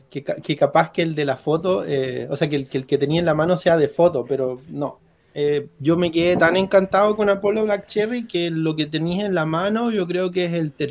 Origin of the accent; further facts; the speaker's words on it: Maipú, Santiago Metropolitan Region, Chile; soy de Maipú.